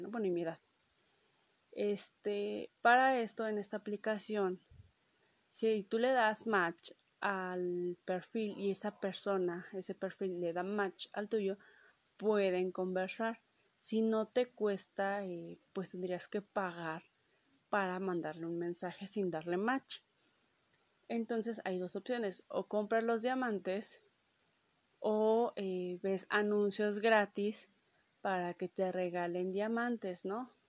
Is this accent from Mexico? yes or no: yes; Mexico; Este, soy de México, tú de dónde eres, ¿no?